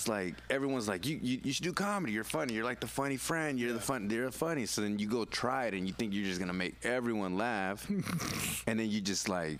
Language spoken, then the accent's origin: English; Richmond, California, United States; moved away as an adult; I'm from Richmond and shit. I live in Richmond and shit.